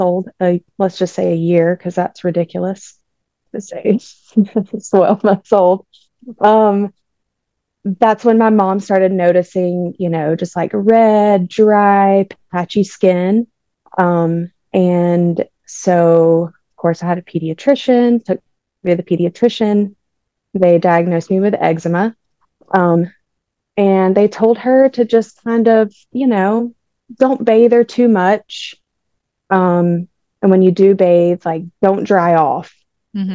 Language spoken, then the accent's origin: English; Jefferson, Georgia, United States; I'm from Jefferson, Georgia